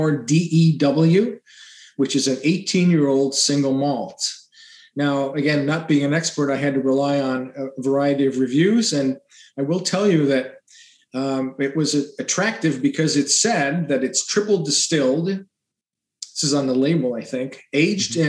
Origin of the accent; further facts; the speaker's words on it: Illinois, United States; I was born and raised in Illini